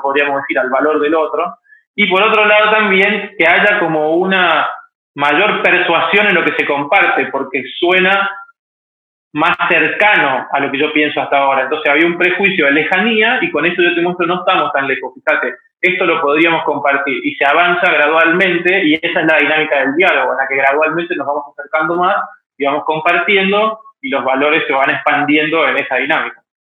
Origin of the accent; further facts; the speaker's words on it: Mendoza, Argentina; moved away as an adult; now in Buenos Aires, Argentina; soy de Mendoza, Argentina. Desde el año 2000 vivo en Buenos Aires, donde vine a estudiar comunicación.